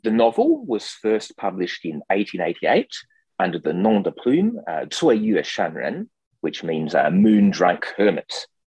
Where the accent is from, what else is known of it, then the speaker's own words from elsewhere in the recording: Perth, Western Australia, Australia; I was uh, born and grew up in Perth, Western Australia.